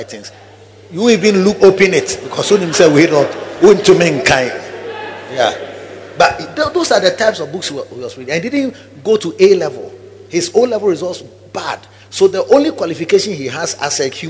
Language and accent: English; Kumasi, Ashanti, Ghana; I used to live at Kwadaso Estate, and I walked to South Central so early, Kumasi City Council